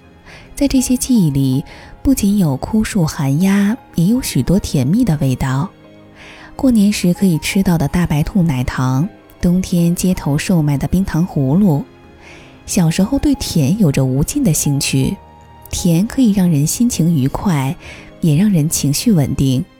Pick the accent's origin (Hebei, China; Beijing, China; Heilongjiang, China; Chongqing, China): Beijing, China; also born or lived in Zhuzhou / Nanchang; 我大部分的童年是在株洲和北京度过的。文革中期，我出生于江西南昌。一九七六年底，我跟随父亲移居北京。我对江西的地域感受并不强，不会说江西话。